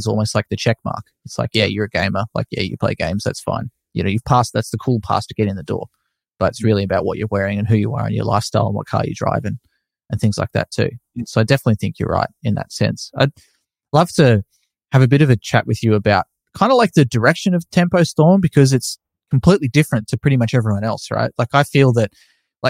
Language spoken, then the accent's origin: English; Australia; being an Australian